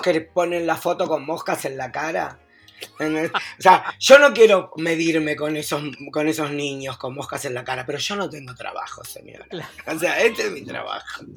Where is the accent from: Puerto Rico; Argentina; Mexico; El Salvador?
Argentina; now in Uruguay; el único argentino en todo el canal